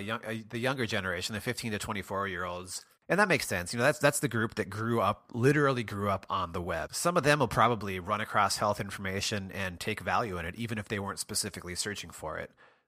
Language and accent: English; Minnesota, United States; I grew up in Western Minnesota, and it was quite a drive there.